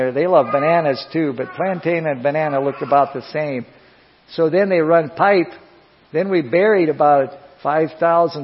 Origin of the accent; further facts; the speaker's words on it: Iowa, United States; moved away as an adult; I come from Iowa